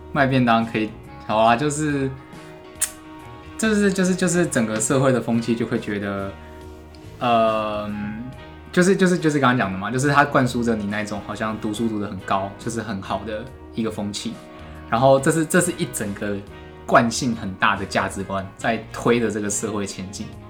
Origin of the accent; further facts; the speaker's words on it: Tainan, Taiwan; 我们台南人